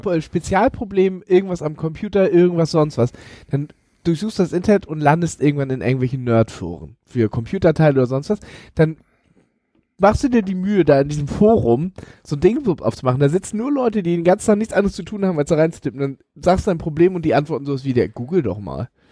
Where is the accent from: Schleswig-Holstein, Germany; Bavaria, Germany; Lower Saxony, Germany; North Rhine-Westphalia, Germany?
Schleswig-Holstein, Germany; Elmshorn; in Elmshorn, in meiner Heimatstadt